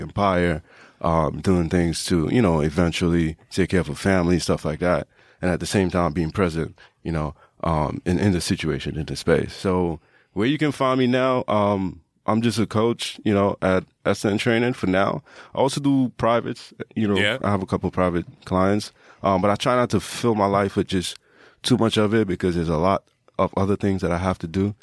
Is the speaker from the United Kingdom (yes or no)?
no; Trinidad & Tobago; I grew up in Trinidad